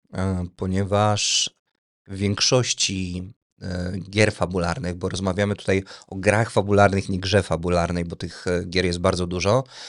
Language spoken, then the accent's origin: Polish; Tomaszów Mazowiecki, Łódź Voivodeship, Poland; Jestem z Tomaszowa Mazowieckiego